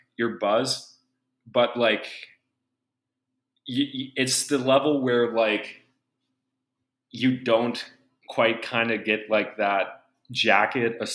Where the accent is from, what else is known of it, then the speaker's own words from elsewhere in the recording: United States; I'm from America